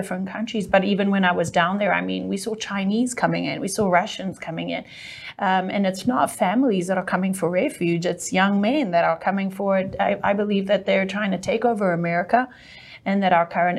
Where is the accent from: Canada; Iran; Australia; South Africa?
South Africa; accent: South African; now in United States; I'm actually South African